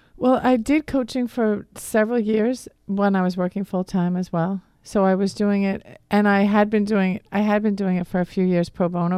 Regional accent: Wayne, Pennsylvania, United States; accent: Boston; moved away as an adult; also born or lived in Massachusetts; I grew up in the Philadelphia area. I um, lived in Wayne, and I went to Archbishop Carroll over in Radnor

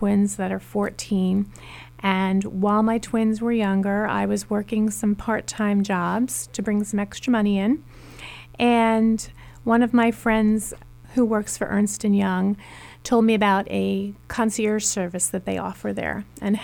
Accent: Long Island, New York, United States; moved away as an adult; also born or lived in Brooklyn, New York / Albany, New York / Manhattan; now in Philadelphia, United States; I grew up in Long Island, born in Brooklyn, New York, grew up in Long Island

